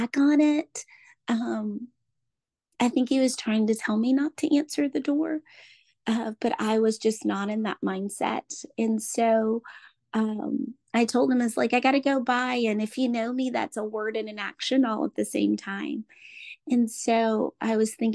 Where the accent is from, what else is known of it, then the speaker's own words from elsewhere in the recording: Orlando, Florida, United States; I'm from Orlando, Florida